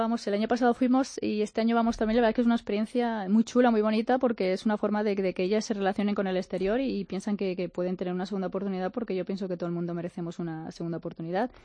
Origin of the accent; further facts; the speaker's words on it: Onda, Valencian Community, Spain; moved away as an adult; also born or lived in United States / Uganda; en Onda, en Castillo mi pueblo